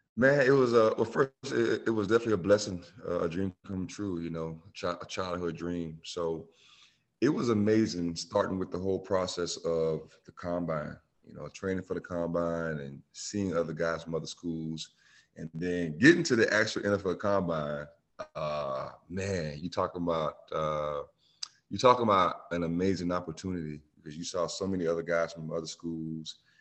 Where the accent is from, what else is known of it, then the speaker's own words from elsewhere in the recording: Bamberg, South Carolina, United States; moved away; also born or lived in Myrtle Beach / Clemson; my hometown, Bamberg